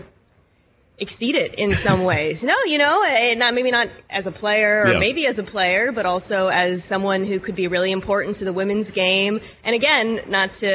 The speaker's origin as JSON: {"language": "English", "town": "Seattle", "region": "Washington", "country": "United States", "tie": "born or raised there", "said": "I grew up in Seattle"}